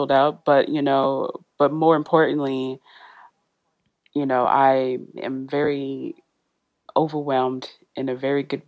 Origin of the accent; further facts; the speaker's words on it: Mississippi, United States; accent: country; moved away as an adult; now in Oxford, United Kingdom; we're all from Mississippi